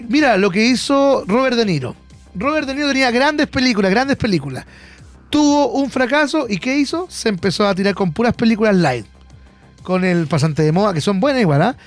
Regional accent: Chile; uno como chileno

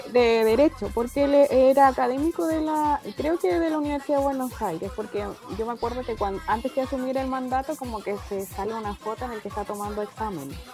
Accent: Chile

